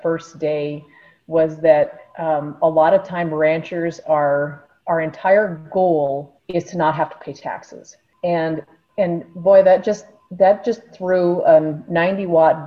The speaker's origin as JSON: {"language": "English", "town": "Washburn", "region": "North Dakota", "country": "United States", "tie": "born or raised there", "moved": "as an adult", "lives_now": "Nebraska, United States", "said": "I grew up in North Dakota on a small ranch"}